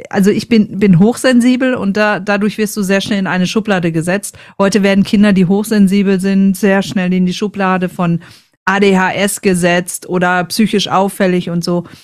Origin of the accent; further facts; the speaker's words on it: North Rhine-Westphalia, Germany; ich komme, es hört man ein bisschen, ich komme aus dem Ruhrpott und da tragen wir das Herz einfach auf der Zunge.